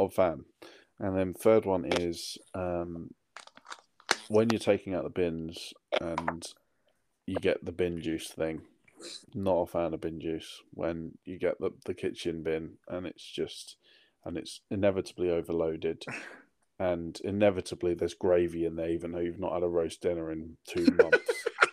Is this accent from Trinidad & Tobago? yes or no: no; United Kingdom; I'm too British